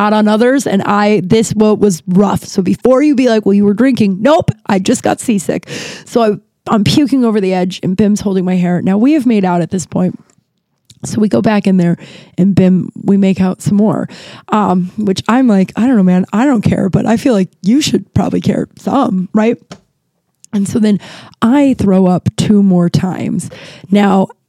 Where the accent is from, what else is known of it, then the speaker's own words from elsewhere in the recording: Denver, Colorado, United States; now in Los Angeles, United States; I'm from Denver, but I live in Los Angeles.